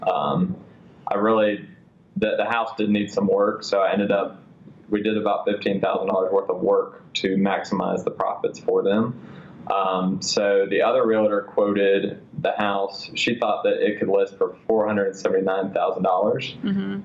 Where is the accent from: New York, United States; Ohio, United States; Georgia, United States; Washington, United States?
Georgia, United States; Atlanta; I was born and raised here in Atlanta.